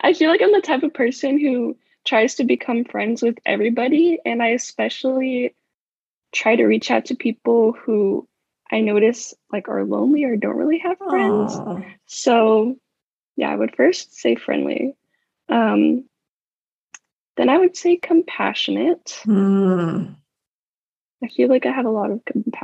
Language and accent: English; San Diego, California, United States; I am from San Diego, and I'm currently attending UCSD